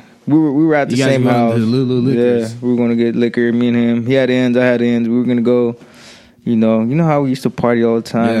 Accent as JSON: {"language": "English", "town": "Watsonville", "region": "California", "country": "United States"}